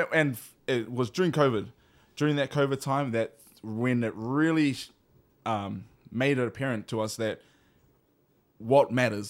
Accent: Hawaii, United States; this was just an opportunity for us to strengthen our taha Hawaiian side here in Hawaii. being Hawaiian myself as well, and my wife

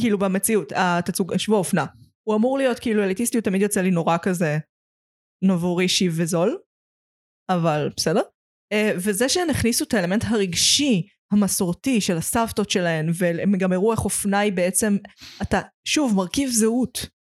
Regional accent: Petah Tikva, Central District, Israel; פתח תקווה זה לא פריפריה, אבל במקום שאני גדלתי בו, שאני לא גרה בו עכשיו

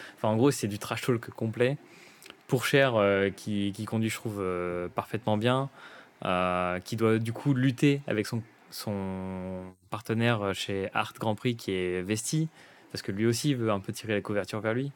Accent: France; en tant que Français

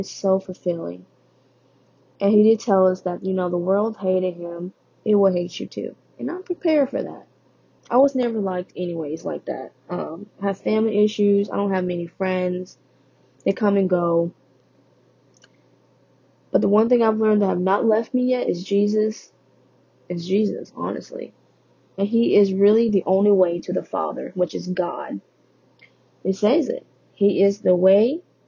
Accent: Vietnam; moved away; I was born in Vietnam. I am Vietnamese

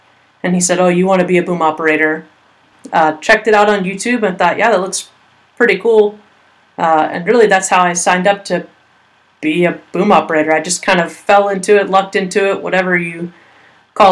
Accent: Colleyville, Texas, United States; moved away as an adult; I grew up in Colleyville, Texas.

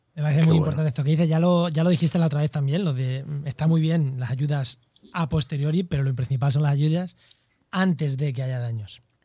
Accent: Albacete, Castilla-La Mancha, Spain; yo soy de Albacete

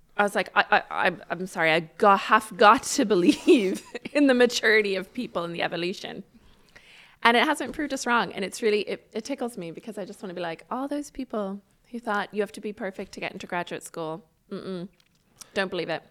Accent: Ireland; now in United States; I grew up the, the beginning part of my life in Ireland

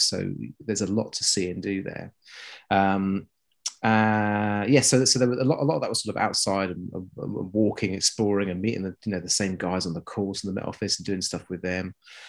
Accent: South East England, United Kingdom; As in that's where I was born and grew up. My parents and family were all from the West Midlands. And so somewhere between the two is this sort of muddy mix of no real accent.

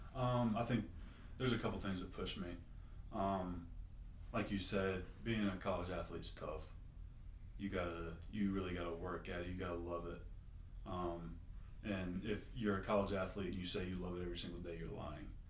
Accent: Greenville, South Carolina, United States; I'm from Greenville, South Carolina

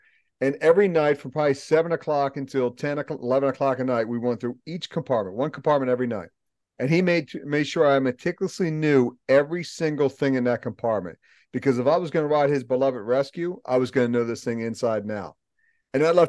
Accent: Baltimore, Maryland, United States; So, as a kid, I grew up in the Baltimore area, and you would think, being Sicilian Irish

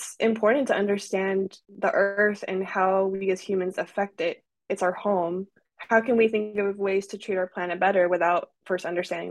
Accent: California, United States; I was actually from California

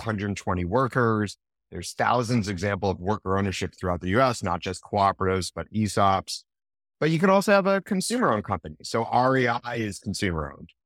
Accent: Manchester, New Hampshire, United States; when I was growing up in Manchester, New Hampshire

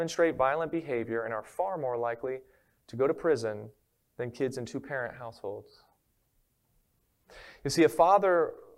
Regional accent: Maryland, United States; now in Florida, United States; I'm originally from Maryland

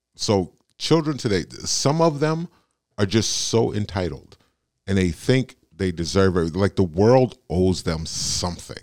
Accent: United States; I'm born and raised in America. I'm an American

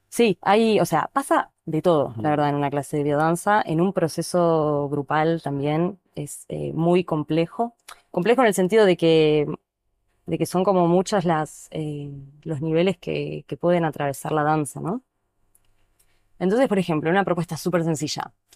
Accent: Neuquén, Argentina; also born or lived in La Plata / Buenos Aires; now in El Bolsón, Argentina; crecí en Neuquén, viví unos años en La Plata, conocí la biodanza, estudié en Buenos Aires

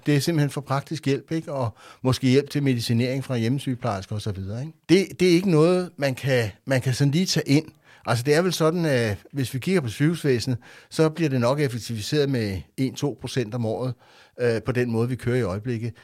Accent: Rødovre, Capital Region of Denmark, Denmark; Jeg voksede op i Rødovre

